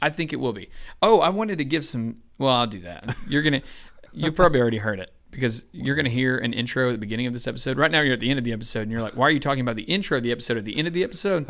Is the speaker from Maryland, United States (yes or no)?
no; Douglasville, Georgia, United States; also born or lived in Temple, Georgia / Bremen, Georgia / Villa Rica, Georgia / Carrollton, Georgia; I grew up basically in Douglasville